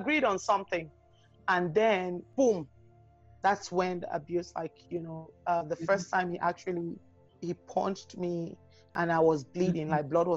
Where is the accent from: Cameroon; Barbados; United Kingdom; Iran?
Cameroon; moved away as an adult; also born or lived in Calgary, Canada; now in Vancouver, Canada; when we went to Cameroon, that's my home country